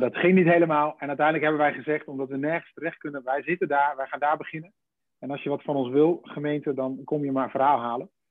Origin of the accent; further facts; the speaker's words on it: between Deventer and Zwolle, Overijssel, Netherlands; tussen, tussen Deventer en Zwolle in. In, in de Gouden Driehoek. Nee, daar, daar, tussenin. Nee, daar kom ik vandaan. Dan ben ik geboren en getogen.